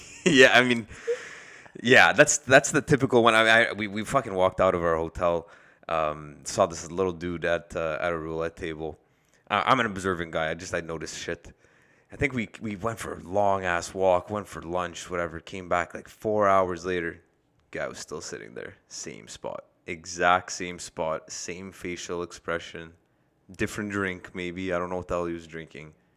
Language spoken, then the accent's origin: English; Canada; we're from Canada